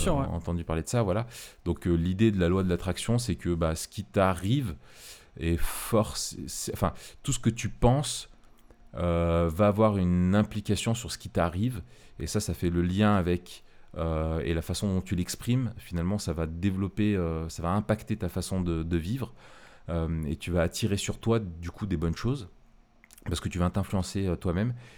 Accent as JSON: {"language": "French", "country": "France", "said": "nous, en tant que Français"}